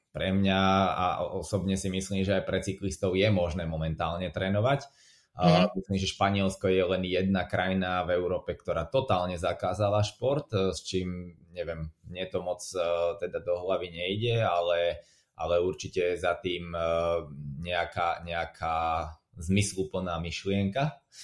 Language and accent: Slovak; Slovakia; moved away as an adult; also born or lived in England; now in United Kingdom; ja som zostal zo Slovenska v Anglicku